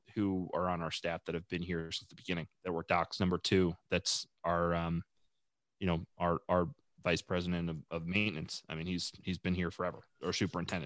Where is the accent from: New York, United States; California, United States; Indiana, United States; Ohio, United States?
New York, United States; Long Island; also born or lived in Charlotte, North Carolina; I'm from Long Island, New York.